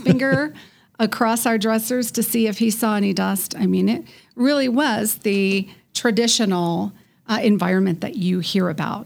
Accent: Colorado Springs, Colorado, United States; now in Denver, United States; I grew up in Colorado Springs on the Air Force Academy

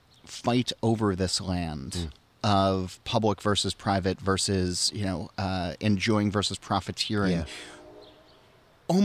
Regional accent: New Jersey, United States; growing up in New Jersey

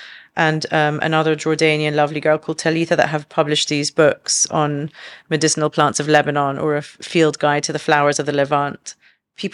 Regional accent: London, United Kingdom; now in Dubai, United Arab Emirates; Like, even though she grew up in Canada, I grew up in London, but we had roots elsewhere.

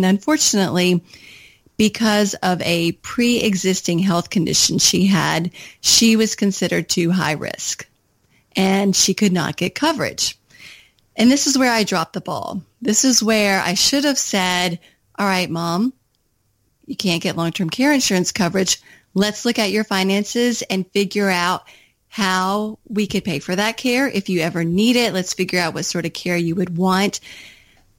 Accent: Kentucky, United States; moved away as an adult; also born or lived in Washington, D.C.; I had just moved back from Washington, D.C. to my home state of Kentucky

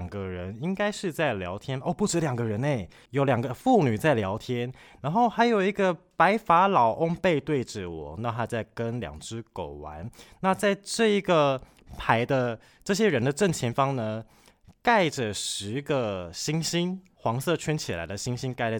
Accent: Kaohsiung, Taiwan; moved away; 我老家在高雄。

